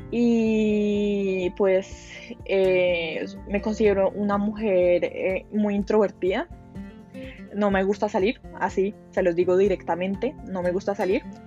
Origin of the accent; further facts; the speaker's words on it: Colombia; also born or lived in Hollywood, Florida, United States; vivo en Colombia, pero originalmente, o sea, nací en Hollywood, eh, Florida, o sea, en Estados Unidos. A los 6 ah, años, por temas personales, eh, me tuve que mudar a Colombia